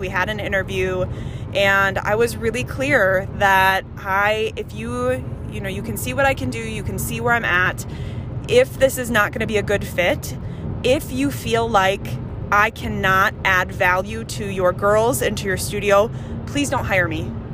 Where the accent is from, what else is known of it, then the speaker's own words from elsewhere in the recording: Andover, Minnesota, United States; We grew up in Andover, Minnesota